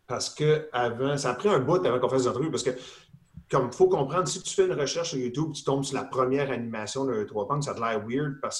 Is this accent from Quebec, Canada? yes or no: no; Ontario, Canada; Parce que mon père était dans l'armée, puis j'ai grandi un peu en Ontario aussi.